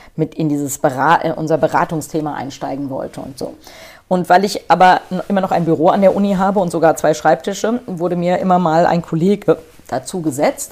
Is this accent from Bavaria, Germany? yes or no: no; Frankfurt am Main, Hesse, Germany; also born or lived in Schleswig-Holstein; ich bin Frankfurter Major, ich bin hier beim Hol am Holzhausenpark geboren